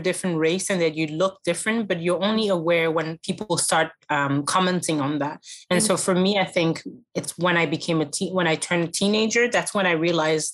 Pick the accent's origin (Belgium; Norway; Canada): Belgium; moved away as an adult; also born or lived in Germany / Ghana; I was born in Germany, but raised in Belgium. So I've pretty much been here all my life, but then I moved to Ghana in 2013.